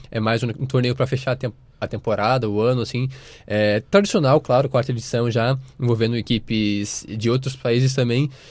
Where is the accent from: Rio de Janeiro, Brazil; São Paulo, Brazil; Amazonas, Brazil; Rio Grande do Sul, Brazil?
Rio Grande do Sul, Brazil; Santana do Livramento; moved away; eu venho de lá, de Livramento de Rivera